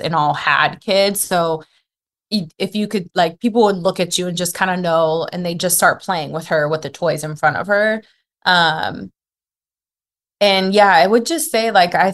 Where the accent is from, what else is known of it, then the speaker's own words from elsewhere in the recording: United States; moved away as an adult; now in Turkey; I'm American